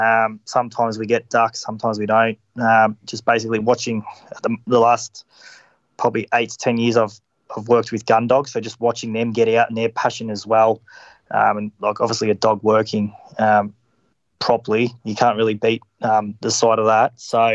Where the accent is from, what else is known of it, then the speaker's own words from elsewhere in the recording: Melbourne, Victoria, Australia; Melbourne, Victoria.